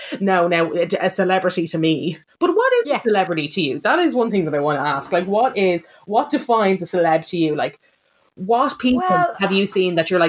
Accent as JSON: {"language": "English", "country": "Ireland"}